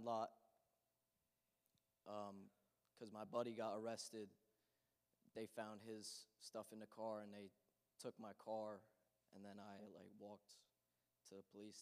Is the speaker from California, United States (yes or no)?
no; New Egypt, New Jersey, United States; I grew up in New Egypt in North Hanover